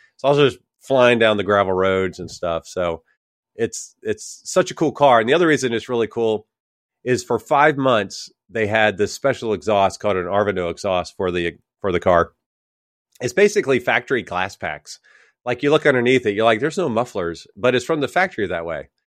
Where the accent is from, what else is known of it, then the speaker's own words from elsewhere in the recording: Jacksonville, Florida, United States; I grew up in Jacksonville